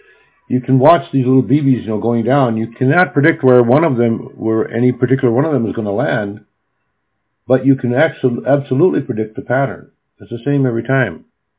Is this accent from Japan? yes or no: yes; Japan; English is a second language; also born or lived in Williston, United States; When I was a kid, I grew up in Japan, but I lived for 4 years of my childhood in North Dakota, a small town in North Dakota.